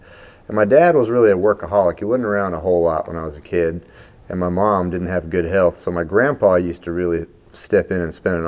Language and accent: English; Baton Rouge, Louisiana, United States; moved away; also born or lived in Nashville; I was born right here in Baton Rouge at Women's Hospital, like everybody else.